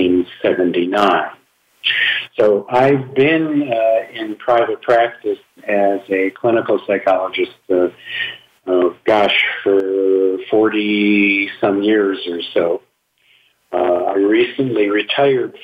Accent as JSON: {"language": "English", "town": "Milwaukee", "region": "Wisconsin", "country": "United States", "moved": "as an adult", "lives_now": "Phoenix, United States", "said": "I'm originally from Wisconsin, Milwaukee, Wisconsin, but my wife and I moved out to the Valley, as it's called, in 1973"}